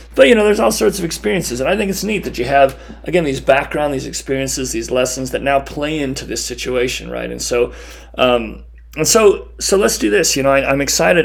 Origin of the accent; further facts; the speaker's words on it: Baker, Montana, United States; we're recording this in Butte, Montana, and I'm from Baker, Montana.